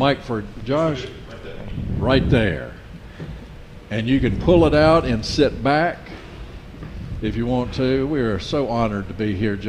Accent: Nash County, North Carolina, United States; We have cotton and peanuts and tobacco. Or we did when I was growing up in Nash County and to the east

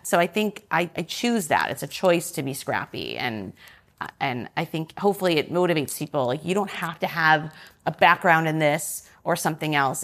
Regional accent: suburbs of Detroit, Michigan, United States; moved away as an adult; also born or lived in Chicago; now in New York, United States; I'm from, um, the suburbs of Detroit in Michigan

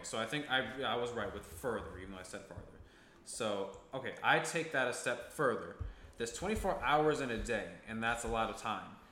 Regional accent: Ithaca, New York, United States; I'm from Ithaca, New York, um, upstate New York

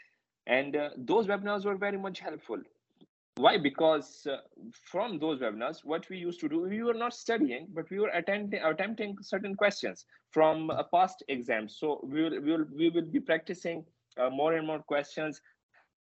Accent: Pakistan; English is a second language; moved away; my home country, in Pakistan

